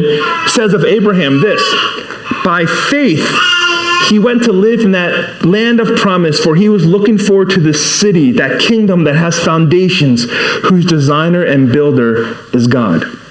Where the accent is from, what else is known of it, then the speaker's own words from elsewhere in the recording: Baltimore, Maryland, United States; first language English; English is my first language. You know, I'm from Baltimore, not Busan